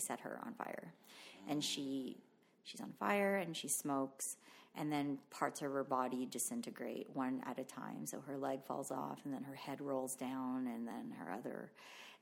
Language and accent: English; Canada; first language Tagalog; English is a second language; also born or lived in Philippines; growing up in Canada